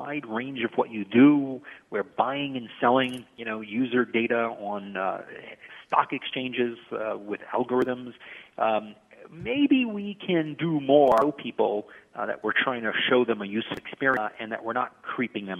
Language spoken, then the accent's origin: English; New York City, New York, United States; I grew up in Brighton Beach, Brooklyn, a very sort of blue-collar, hardworking area